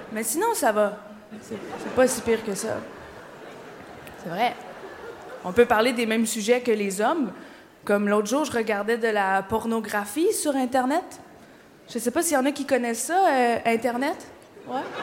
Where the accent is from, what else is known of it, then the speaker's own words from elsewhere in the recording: Quebec, Canada; je viens du Québec. Je viens d'arriver, je suis québécoise